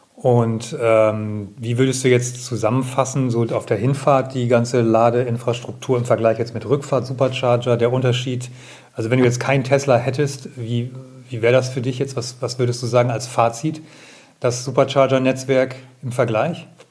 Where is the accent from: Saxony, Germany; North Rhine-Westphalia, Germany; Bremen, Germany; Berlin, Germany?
Bremen, Germany; Ich bin ja selber Bremer